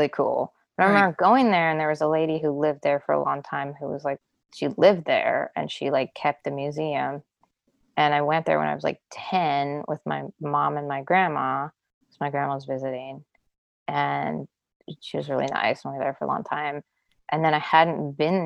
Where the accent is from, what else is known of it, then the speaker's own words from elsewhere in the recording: Wyoming, United States; right outside my hometown